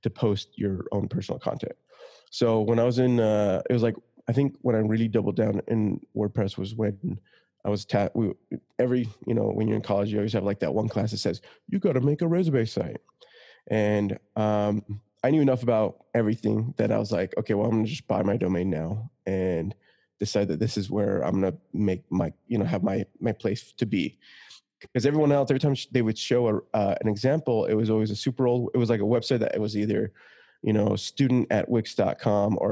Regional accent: Utah, United States; I grew up in Utah

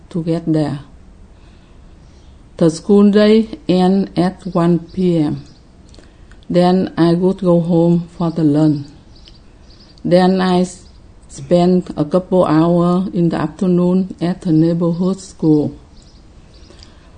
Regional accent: Ho Chi Minh City, Vietnam; I was born in Saigon, South Vietnam, in 1951

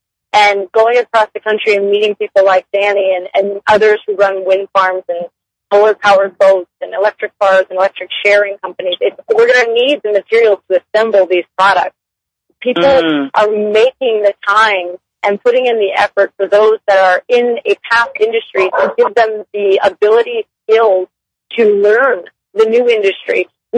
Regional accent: Pittsburgh, Pennsylvania, United States; I'm born and raised in Pittsburgh, Pennsylvania.

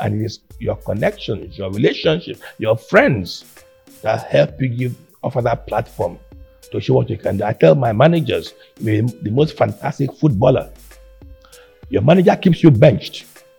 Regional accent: Akwa Ibom, Nigeria; where we come from, she's from Cross River, or I'm from Akwa Ibom, Bemi was Delta.

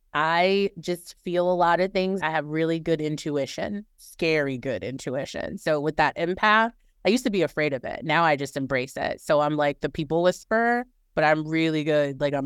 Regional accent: the South, United States; Well, as I mentioned, I am from the South, so I cannot live without seafood.

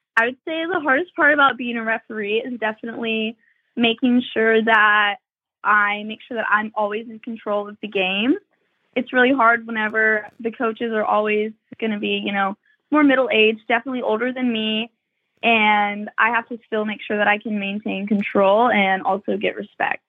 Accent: Texas, United States; I'm from Texas

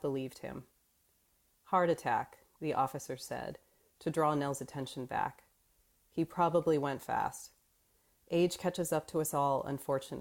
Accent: Phoenix, Arizona, United States; I grew up in Phoenix, Arizona

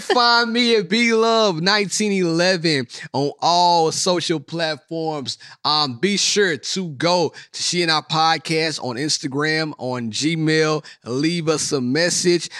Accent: Mississippi, United States; moved away; I'm from Mississippi.

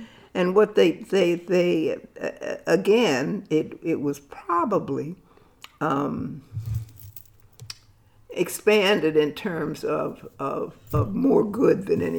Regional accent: Westport, Connecticut, United States; also born or lived in Atlanta, Georgia / New York City; I was born in Atlanta in the infamous, famous Grady Hospital. And my parents moved north with their employer. So we ended up in New York City. And then ultimately in Westport, Connecticut, on an estate

